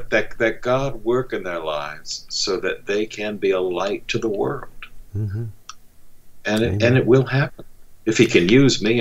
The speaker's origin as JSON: {"language": "English", "country": "United States"}